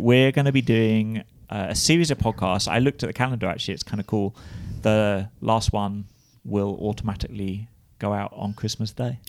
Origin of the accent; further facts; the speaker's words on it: United Kingdom; moved away as an adult; now in United States; as a British person